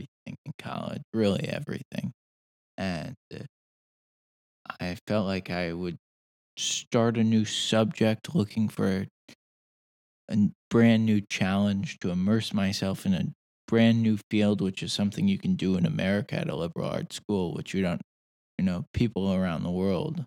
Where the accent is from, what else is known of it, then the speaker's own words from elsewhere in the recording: New York City, New York, United States; also born or lived in New Haven, Connecticut; I grew up actually in Greenwich Village in New York, which was an interesting place to grow up